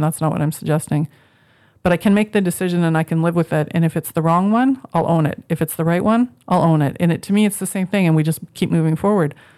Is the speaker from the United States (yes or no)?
no; Moose Jaw, Saskatchewan, Canada; moved away as an adult; also born or lived in Regina; I grew up in the prairies, I grew up in Moose Jaw. I spent my whole basically from 3 to 18